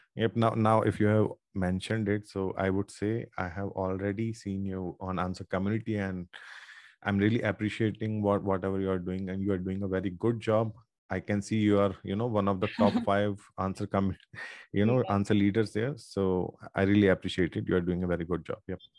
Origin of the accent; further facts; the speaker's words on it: Ajmer, Rajasthan, India; I'm from Ajmer, Rajasthan. It's a small town.